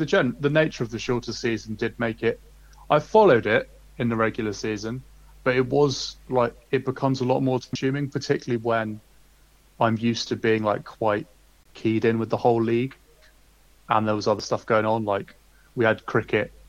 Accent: United Kingdom; as a British fan

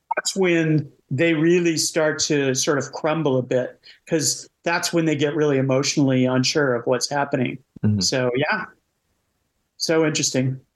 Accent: United States; I'm American

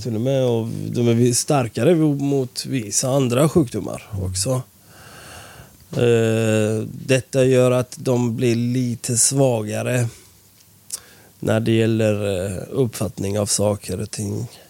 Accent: Iran; now in Sweden; vi är från Iran

